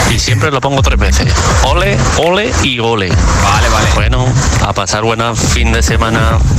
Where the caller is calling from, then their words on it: Valencia, Valencian Community, Spain; Hola, buenas tardes, Josué. … de Valencia.